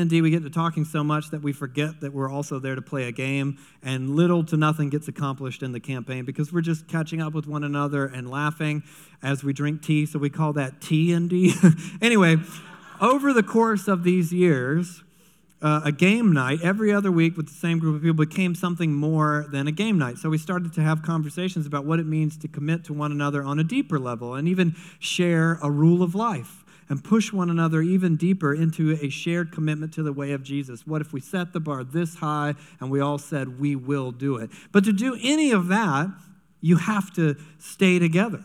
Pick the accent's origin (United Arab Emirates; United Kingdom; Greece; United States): United States; I'm an American